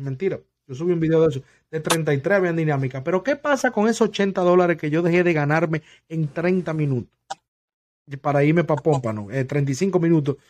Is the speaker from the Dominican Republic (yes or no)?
yes; Dominican Republic; also born or lived in New York; now in West Palm Beach, United States; yo soy dominicano